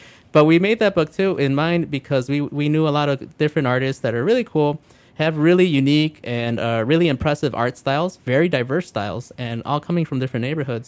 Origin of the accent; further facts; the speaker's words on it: Calumet Park, Illinois, United States; also born or lived in Blue Island, Illinois / Grand Rapids, Michigan; I originally, you know, grew up in Calumet Park, then moved out to Blue Island